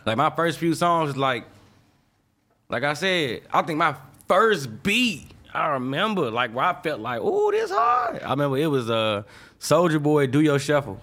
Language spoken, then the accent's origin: English; St. Louis, Missouri, United States; moved away as an adult; also born or lived in Chicago; I'm from Saint Louis, fool. Like, where I'm from, high school, not even a necessity